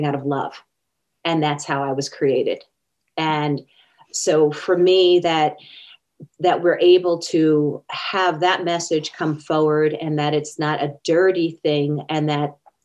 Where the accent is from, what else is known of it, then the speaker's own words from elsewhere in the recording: Long Island, New York, United States; moved away; I was raised back in New York, Long Island, New York